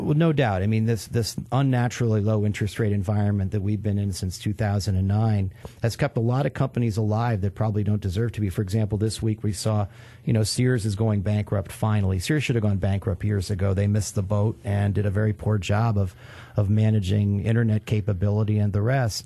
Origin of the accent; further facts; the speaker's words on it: New York, United States; moved away; I'm from New York